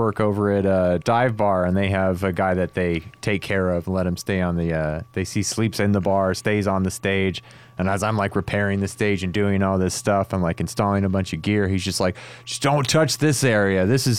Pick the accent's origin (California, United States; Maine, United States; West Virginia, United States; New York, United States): California, United States; Stockton; I'm from Stockton